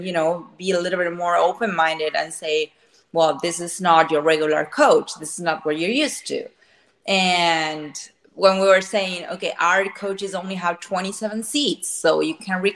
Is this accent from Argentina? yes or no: yes; Argentina; moved away as an adult; now in Florida, United States; I'm original from Argentina. I've been born and raised there